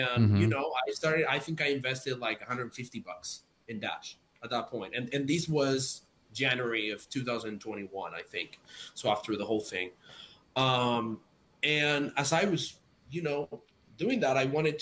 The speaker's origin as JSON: {"language": "English", "country": "Spain", "moved": "as an adult", "lives_now": "United States", "said": "I'm from Spain, I live in the US now, I can literally send my mom money for a fraction of a cent back to Spain"}